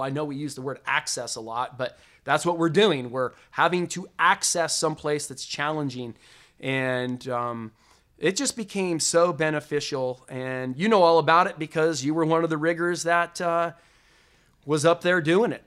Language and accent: English; Las Vegas, Nevada, United States; Growing up in the Las Vegas entertainment industry